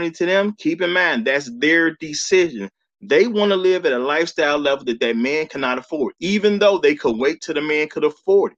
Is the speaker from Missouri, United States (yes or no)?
no; Chicago, Illinois, United States; as a man who grew up in Chicago